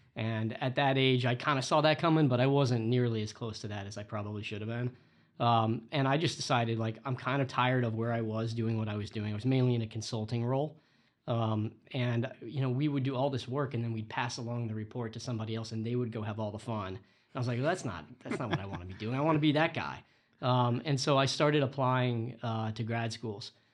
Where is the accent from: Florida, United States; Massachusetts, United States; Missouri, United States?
Florida, United States; now in Boston, United States; I grew up in Florida.